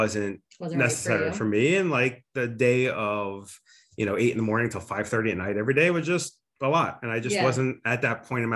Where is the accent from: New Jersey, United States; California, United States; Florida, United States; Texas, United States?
New Jersey, United States; Highland Park; I grew up in Highland Park, New Jersey.